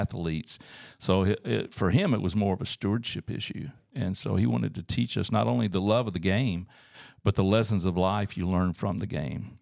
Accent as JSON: {"language": "English", "town": "Auburn", "region": "Alabama", "country": "United States", "tie": "born or raised there", "also_born_or_lived": "Tuskegee, Alabama / Columbus, Georgia", "moved": "as an adult", "lives_now": "Northwest Arkansas, United States", "said": "I grew up in Auburn, Alabama."}